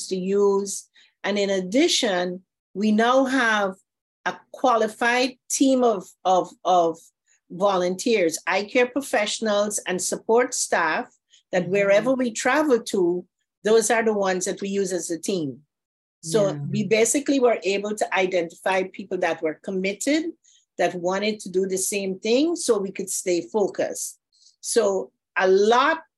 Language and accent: English; Guyana; moved away as an adult; now in Florida, United States; I'm from Guyana, South America, and I came to Florida to study opticianry